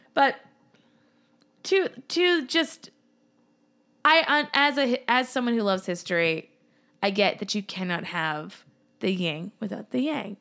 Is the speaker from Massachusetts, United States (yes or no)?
yes; Massachusetts, United States; growing up, living in Massachusetts